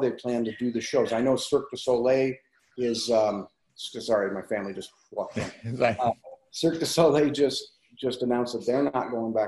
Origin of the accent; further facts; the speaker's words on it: Las Vegas, Nevada, United States; also born or lived in Los Angeles; My dad moved here when I was a baby, and I grew up in Vegas.